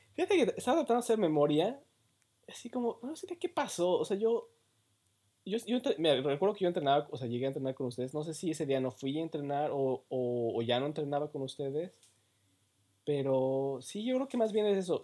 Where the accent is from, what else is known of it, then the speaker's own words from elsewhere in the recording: Mexico; moved away as an adult; now in Canada; soy más, soy más mexicano, bueno, me considero también muy mexicano